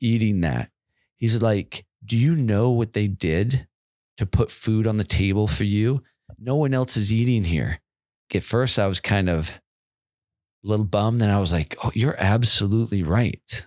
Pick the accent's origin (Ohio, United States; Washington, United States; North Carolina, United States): Washington, United States; Federal Way; also born or lived in Seattle, Washington; I grew up in a town called Federal Way, which is like fifteen miles south of Seattle